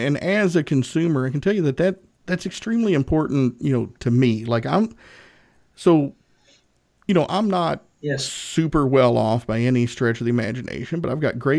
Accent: Northeast Tennessee, United States; I'm from Northeast Tennessee.

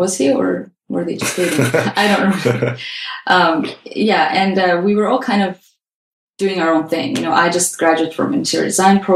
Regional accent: Azerbaijan; moved away as an adult; now in Canada; we are from Azerbaijan

